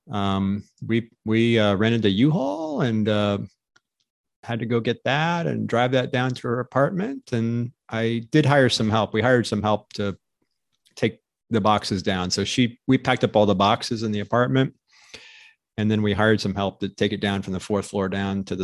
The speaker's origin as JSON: {"language": "English", "region": "Arizona", "country": "United States", "said": "from Arizona."}